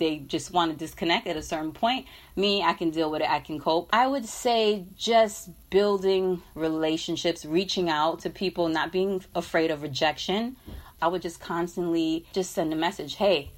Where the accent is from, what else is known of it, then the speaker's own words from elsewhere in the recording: New York City, New York, United States; I was raised in Brooklyn, both parents of West Indian descent, Trinidadian.